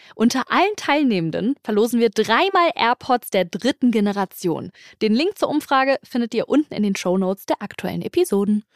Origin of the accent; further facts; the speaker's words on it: Hamburg, Germany; als Hamburger